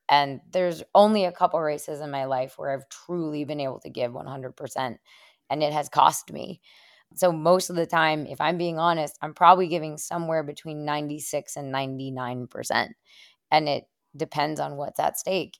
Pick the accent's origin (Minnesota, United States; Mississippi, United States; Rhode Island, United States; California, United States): Minnesota, United States; Afton; moved away as an adult; now in Stratton, Vermont, United States; I'm originally from Minnesota